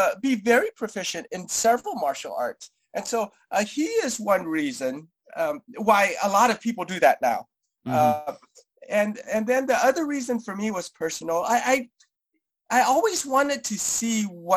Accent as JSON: {"language": "English", "region": "Colorado", "country": "United States", "also_born_or_lived": "San Jose, California", "said": "I'm originally from Colorado"}